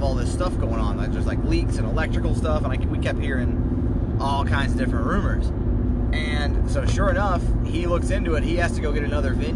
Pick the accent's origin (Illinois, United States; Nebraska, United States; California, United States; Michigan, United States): Illinois, United States; Granite City; running my hometown